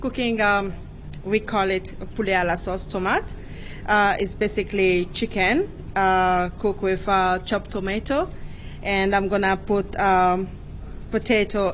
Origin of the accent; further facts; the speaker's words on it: Republic of the Congo; moved away; I'm originally from the Republic of Congo, and it's in the central of Africa.